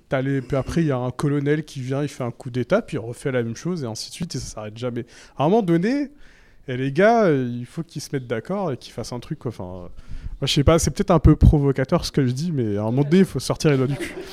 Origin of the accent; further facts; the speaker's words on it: Mali; Je suis malien.